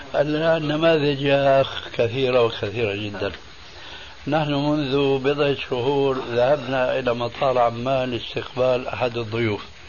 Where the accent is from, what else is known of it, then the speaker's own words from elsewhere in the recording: Damascus, Damascus Governorate, Syria; دخلت المسجد في عندنا في دمشق